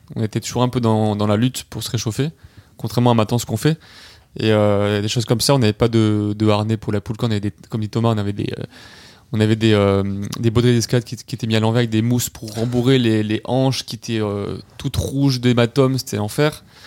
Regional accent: Nice, Provence-Alpes-Côte d'Azur, France; on est trois jeunes euh, niçois

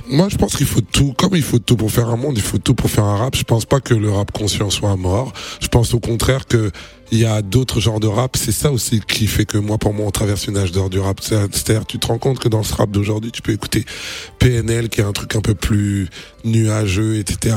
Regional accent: Kinshasa, DR Congo; also born or lived in France / Paris; now in Abidjan, Côte d'Ivoire; je suis congolais par mon père, sénégalais par ma mère. Donc j'ai grandi à Kinshasa, mais j'habite en France

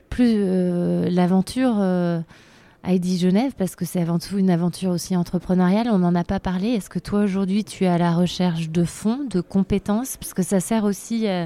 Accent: France; je suis française

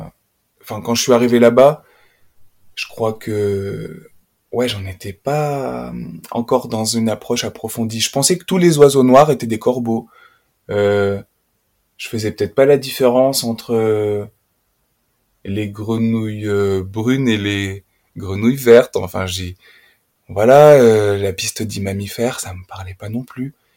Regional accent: Puy-de-Dôme, Auvergne-Rhône-Alpes, France; moved away as an adult; now in Haute-Loire, France; j'ai grandi dans le département voisin, le Puy-de-Dôme

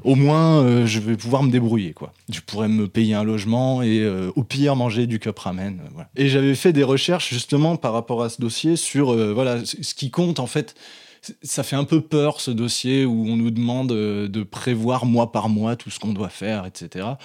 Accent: Mâcon, Bourgogne-Franche-Comté, France; la bibliothèque municipale de Macon là où j'ai grandi

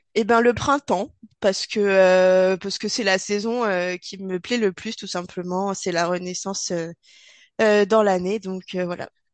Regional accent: the Alps, France; nous sommes originaires des Alpes et a priori, ça s'entend

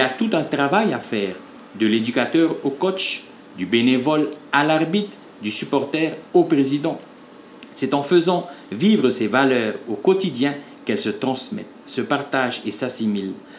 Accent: French Polynesia; chez nous en Polynésie française

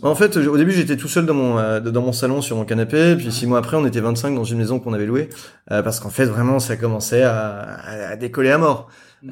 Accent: France; moved away as an adult; also born or lived in Beijing / Jakarta / Singapore; now in Hong Kong; je suis français

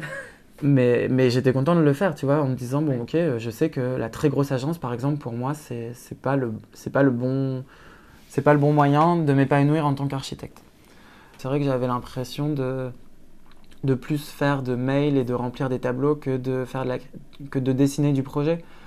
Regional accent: Lille, Hauts-de-France, France; moved away as an adult; also born or lived in Brussels; je viens de Lille et que la Belgique, c'est à 15 minutes en voiture

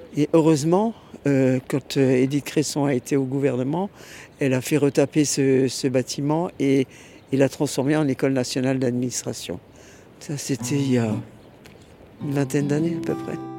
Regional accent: Strasbourg, Grand Est, France; née à Strasbourg, rue Hermann, dans la, à la clinique du Berceau. Et puis après, nous avons vécu à Strasbourg

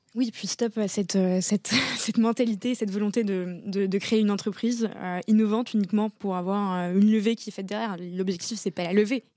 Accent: Casablanca, Casablanca-Settat, Morocco; J'ai grandi à Casablanca

